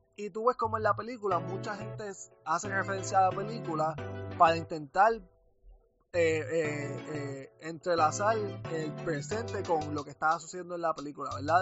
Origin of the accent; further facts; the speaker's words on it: Puerto Rico; now in United States; yo me fui de Puerto Rico